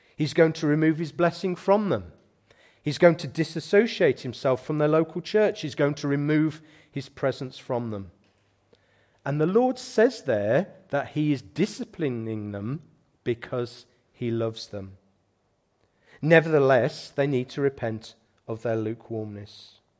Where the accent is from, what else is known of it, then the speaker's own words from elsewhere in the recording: United Kingdom; as British Christians